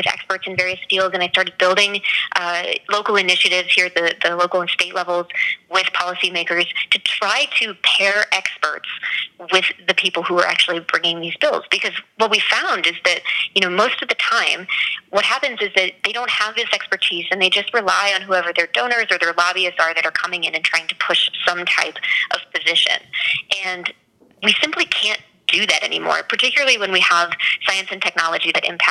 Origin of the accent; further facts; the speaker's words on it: New Hampshire, United States; moved away as an adult; now in Colorado, United States; I grew up in New Hampshire